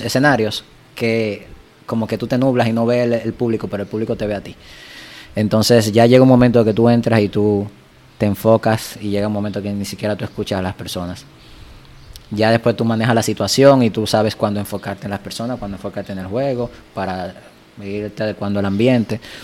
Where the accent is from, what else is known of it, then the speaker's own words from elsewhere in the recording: Dominican Republic; aquí en mi país